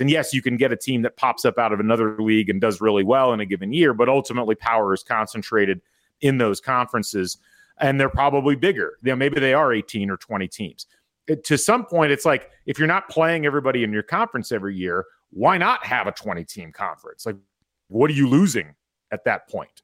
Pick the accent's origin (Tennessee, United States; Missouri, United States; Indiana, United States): Indiana, United States; growing up in Indiana, living in Indiana, being Indiana Athletics fans